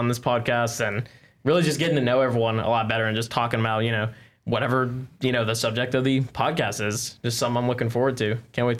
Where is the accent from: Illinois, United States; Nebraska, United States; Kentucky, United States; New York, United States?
Kentucky, United States; Northern; also born or lived in West Virginia; I am a junior transfer student originally from Northern Kentucky. Now I'm here at UK. I'm from West Virginia